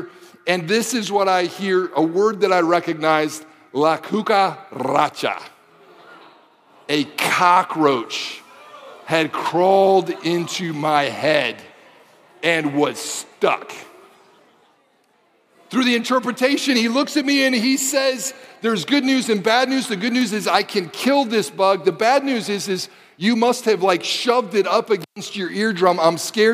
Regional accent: Detroit, Michigan, United States; I grew up in the Michigan, Detroit area

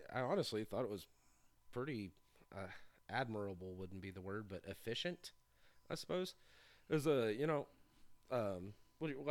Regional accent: Raymore, Missouri, United States; also born or lived in Peculiar, Missouri; I'm from Raymore, Peculiar, Missouri

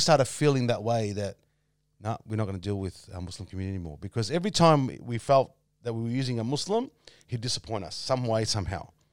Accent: Australia; I was brought up in Camberfield

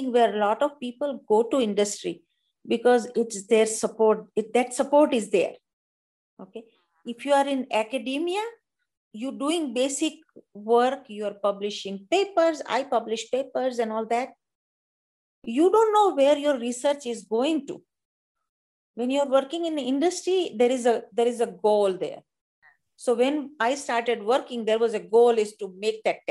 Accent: India; accent: Indian; moved away as an adult; now in United States; being an Indian woman with the accent

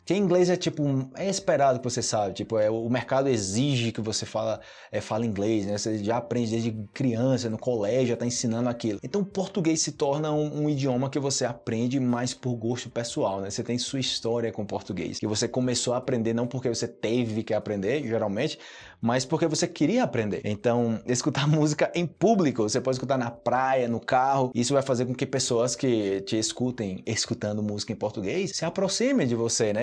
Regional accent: Brazil; eu sou do Brasil, eu ensino português

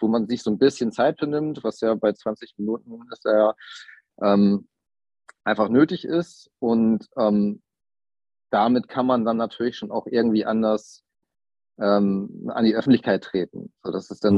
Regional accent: Kiel, Schleswig-Holstein, Germany; moved away as an adult; now in Hamburg, Germany; Ich komme ursprünglich aus Kiel, lebe aber mittlerweile jobbedingt in Hamburg

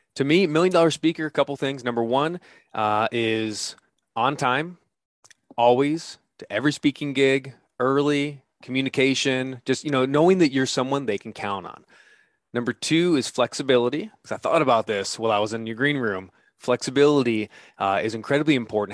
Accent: United States; I'm an American who's dead broke

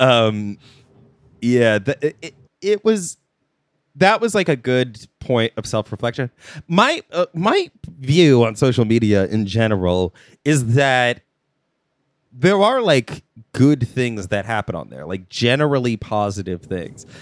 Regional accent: United States; I'm American

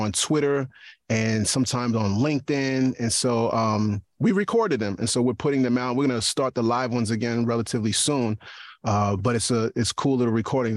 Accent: New York, United States; now in East Stroudsburg, United States; I'm a New Yorker

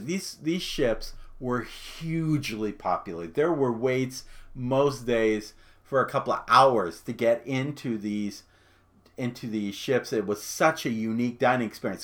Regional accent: Phoenix, Arizona, United States; I grew up in Phoenix

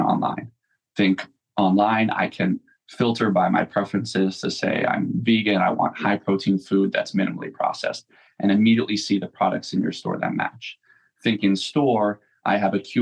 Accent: Southern Vermont, United States; moved away as an adult; also born or lived in Greater Boston; I'm from Southern Vermont in a fairly rural town. My mom was really ahead of her time

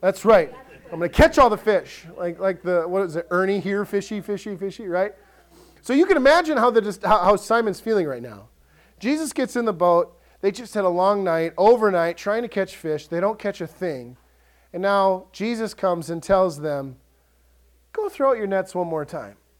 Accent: Ellsworth, Wisconsin, United States; I grew up in Ellsworth, and your options in Ellsworth were Subway or Dairy Queen.

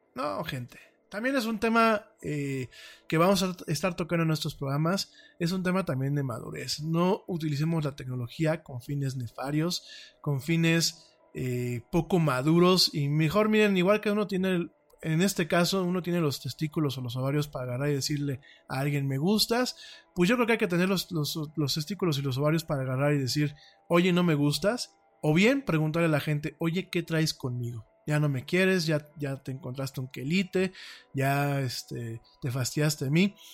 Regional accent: Mexico; como mexicano

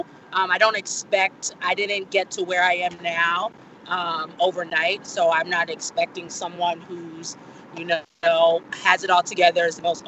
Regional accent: Nigeria; that is who I am, being Nigerian

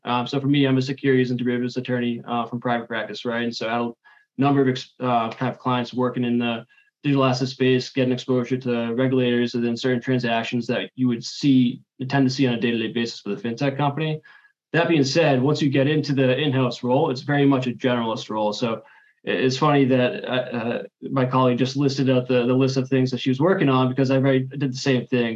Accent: Boston, Massachusetts, United States; also born or lived in Washington, D.C.; I'm from Boston myself. I'm a Boston native and currently based in Boston

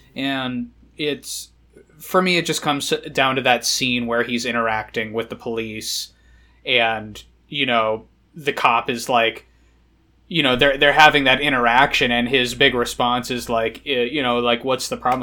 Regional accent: United Kingdom; I'm British

